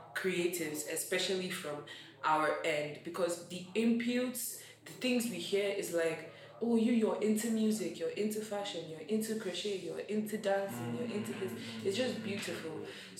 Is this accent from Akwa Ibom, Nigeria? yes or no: yes; Akwa Ibom, Nigeria; now in Abuja, Nigeria; we are two people from Akwa Ibom State.